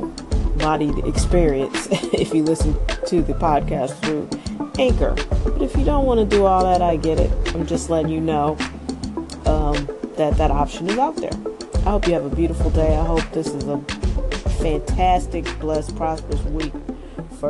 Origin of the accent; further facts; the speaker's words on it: St. Louis, Missouri, United States; I'm from St. Louis, but I visited Chicago my whole life